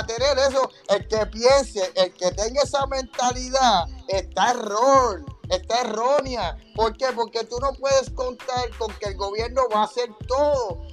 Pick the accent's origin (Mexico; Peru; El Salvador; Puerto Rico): Puerto Rico; somos boricuas